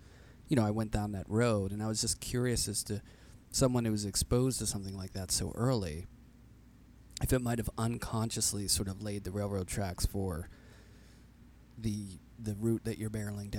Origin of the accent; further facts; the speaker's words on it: Pittsburgh, Pennsylvania, United States; growing up in Pittsburgh